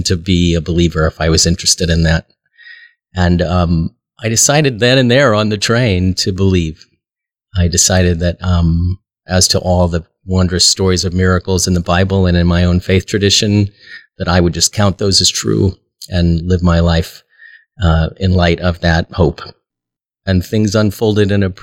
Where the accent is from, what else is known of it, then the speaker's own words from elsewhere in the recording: Omaha, Nebraska, United States; I was born here in Omaha and am a lifelong Episcopalian.